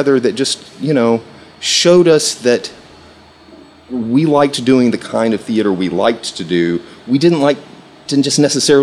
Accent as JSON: {"language": "English", "town": "Erin", "region": "Tennessee", "country": "United States", "tie": "born or raised there", "also_born_or_lived": "Detroit, Michigan", "moved": "as an adult", "lives_now": "Memphis, United States", "said": "we moved to Middle Tennessee. That was where I was raised, a little town called Erin"}